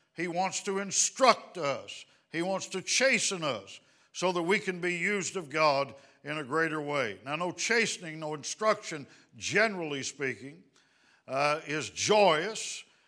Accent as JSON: {"language": "English", "town": "Dallas", "region": "Texas", "country": "United States", "said": "We're from the Dallas, Texas area"}